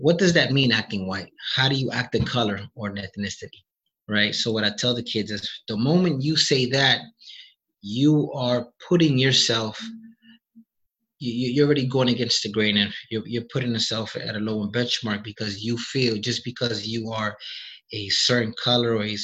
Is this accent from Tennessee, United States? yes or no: no; New York City, New York, United States; I was born in the South Bronx